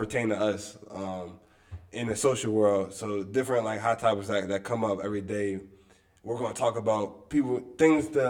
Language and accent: English; Wilmington, Delaware, United States; I'm also from Wilmington, Delaware. I'm from the inner city